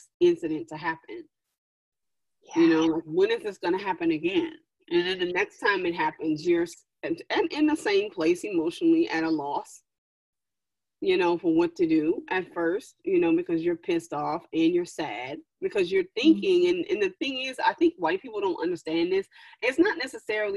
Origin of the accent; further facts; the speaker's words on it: Louisiana, United States; moved away; also born or lived in Washington, D.C. / New York / Dubai; recently I've moved back to the South, because I'm originally from Louisiana